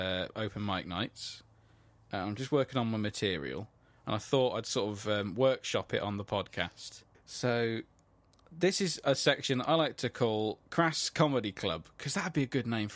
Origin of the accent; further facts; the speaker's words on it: Midlands, United Kingdom; I'm from the Midlands.